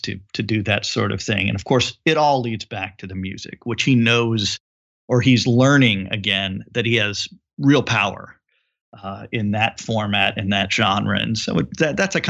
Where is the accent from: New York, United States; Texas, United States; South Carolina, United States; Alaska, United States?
Texas, United States; Houston; my hometown of Houston, Texas